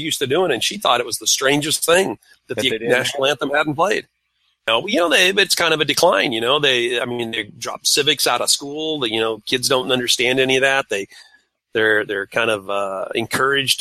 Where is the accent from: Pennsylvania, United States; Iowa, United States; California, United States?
California, United States; moved away; I grew up in California